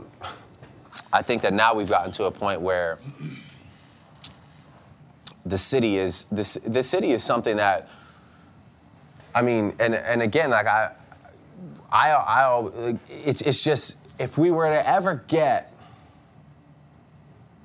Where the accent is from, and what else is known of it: Toronto, Ontario, Canada